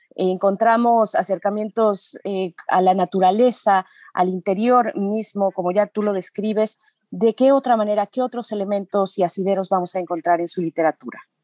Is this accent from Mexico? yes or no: yes; Mexico